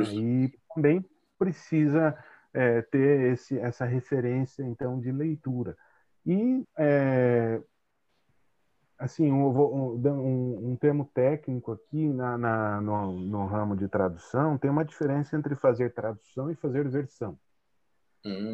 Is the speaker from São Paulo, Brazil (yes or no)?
yes; Tatuí, São Paulo, Brazil; moved away as an adult; also born or lived in Santo André / Maringá; now in Itajaí, Brazil; nasci em Santo André, cresci no interior é, de São Paulo, numa cidade chamada Tatuí